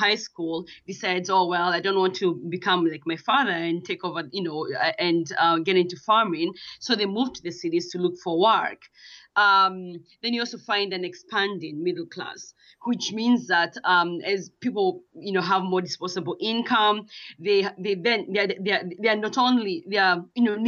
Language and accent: English; Kenya; moved away; I'm from Kenya, and you know, I come from the village, and I did leave the village at one point, I guess. I was one of those that left the village.